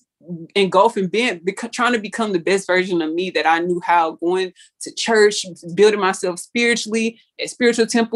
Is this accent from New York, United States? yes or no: no; Pearland, Texas, United States; born or raised there